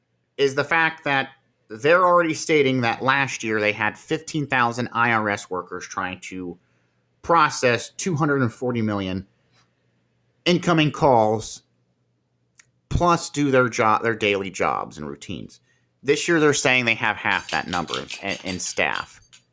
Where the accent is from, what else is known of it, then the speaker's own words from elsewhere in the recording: Marion, Ohio, United States; Here in Marion General Hospital, for example, where I'm from Marion, Ohio